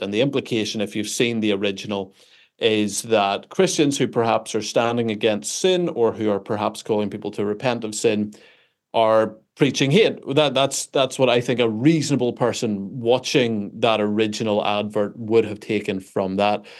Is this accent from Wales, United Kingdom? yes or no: no; Belfast, Northern Ireland, United Kingdom; I am, uh, from Belfast, Northern Ireland